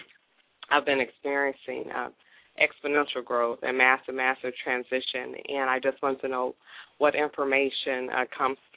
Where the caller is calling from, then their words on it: Atlanta, Georgia, United States; I'm calling from Atlanta